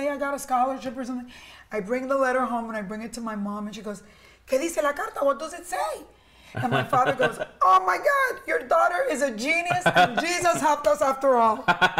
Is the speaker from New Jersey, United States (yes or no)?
yes; Southern New Jersey, United States; born or raised there; also born or lived in Cuba